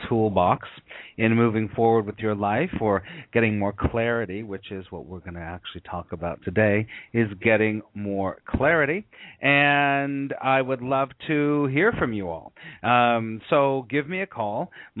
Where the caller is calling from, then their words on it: New York City, New York, United States; I am calling you from New York City